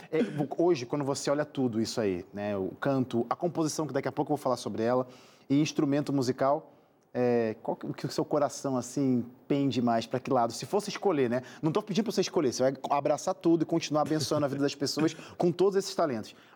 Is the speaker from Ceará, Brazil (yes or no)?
no; Paraná, Brazil; Ah, sou do Paraná também.